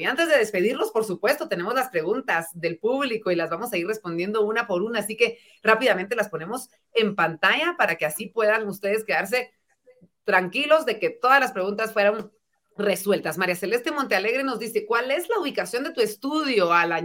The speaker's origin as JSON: {"language": "Spanish", "country": "Guatemala", "said": "cada vez somos más los guatemaltecos que queremos crecer"}